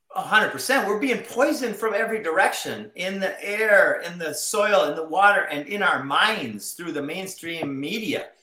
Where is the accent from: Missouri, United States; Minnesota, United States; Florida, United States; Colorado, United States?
Minnesota, United States; I grew up in Minnesota